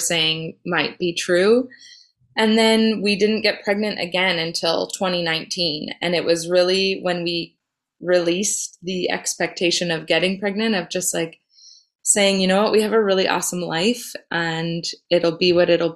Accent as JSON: {"language": "English", "town": "McCall", "region": "Idaho", "country": "United States", "tie": "born or raised there", "moved": "yes", "lives_now": "North Vancouver, Canada", "said": "I was born in McCall, Idaho"}